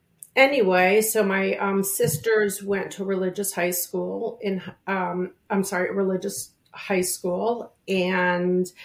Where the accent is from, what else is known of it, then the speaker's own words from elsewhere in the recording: Chicago, Illinois, United States; now in New York, United States; I grew up in Chicago, in the suburbs of Chicago